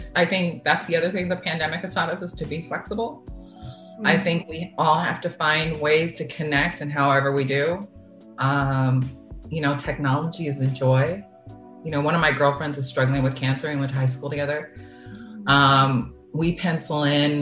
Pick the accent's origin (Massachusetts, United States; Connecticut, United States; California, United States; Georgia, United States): California, United States; San Diego; moved away; One of my really, really, really close friends that I grew up with in San Diego